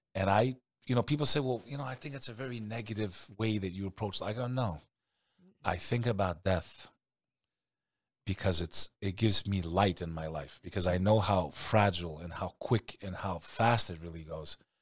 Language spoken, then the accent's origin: English; United States; I'm American